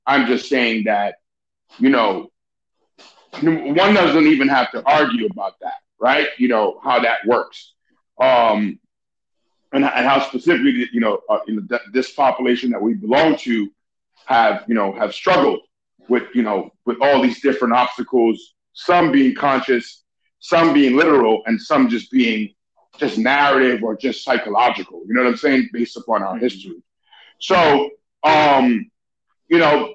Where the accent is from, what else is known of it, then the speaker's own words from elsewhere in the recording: New York City, New York, United States; also born or lived in Venezuela; I'm an immigrant. You're a first generation. You know, we grew up in New York City